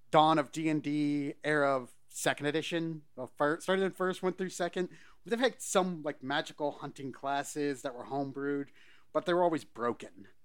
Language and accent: English; Scotland, United Kingdom; Well, I'm Scottish, so anything potatoes go on everything.